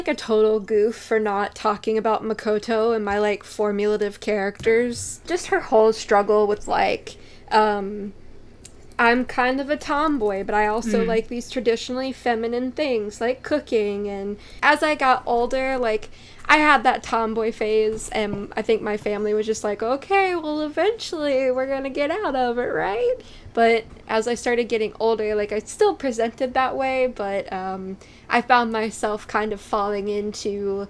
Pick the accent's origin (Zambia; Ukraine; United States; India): Ukraine; I'm personally from Ukraine, but the influence of these anime go beyond Ukraine, Russia, or Belarus, etc.